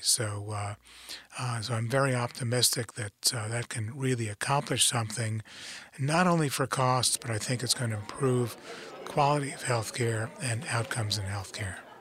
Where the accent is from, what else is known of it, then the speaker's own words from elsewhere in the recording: New York City, New York, United States; moved away as an adult; I grew up in New York City. uh, grew up in the Bronx